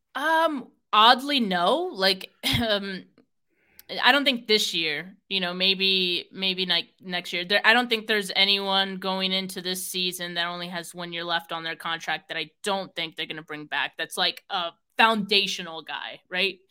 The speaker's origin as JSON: {"language": "English", "area": "Bay Area", "region": "California", "country": "United States", "said": "I'm from the Bay Area"}